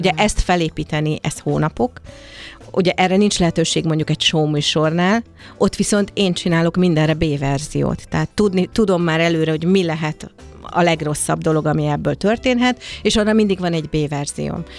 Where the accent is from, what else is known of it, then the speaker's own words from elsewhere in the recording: Hungary; mert magyar vagyok, és jó volt magyarnak lenni a világban